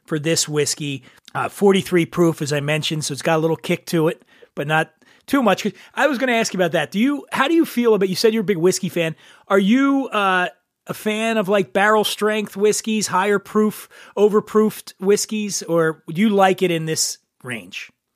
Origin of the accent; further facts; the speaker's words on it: Philadelphia, Pennsylvania, United States; my hometown of Philadelphia